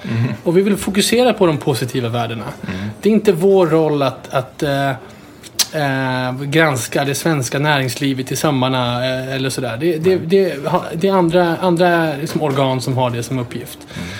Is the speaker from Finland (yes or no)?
no; Sweden